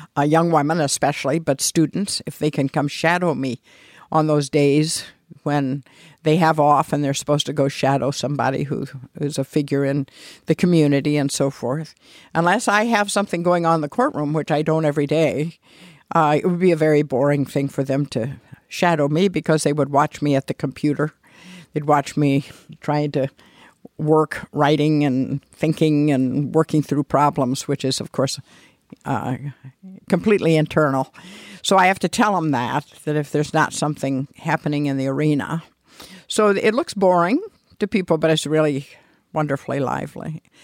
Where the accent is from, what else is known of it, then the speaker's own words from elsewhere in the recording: Mishawaka, Indiana, United States; I grew up in Mishawaka